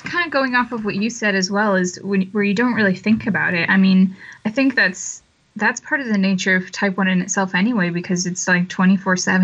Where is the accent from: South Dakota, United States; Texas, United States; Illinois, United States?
Illinois, United States; Monticello; moved away as an adult; also born or lived in London, United Kingdom; now in Cheltenham, United Kingdom; I was born in Illinois in a small town. I grew up in a small town, about 8,000 people, called Monticello in Illinois